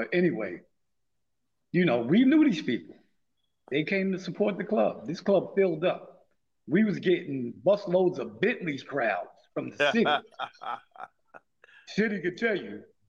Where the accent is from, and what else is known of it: New York City, New York, United States; born or raised there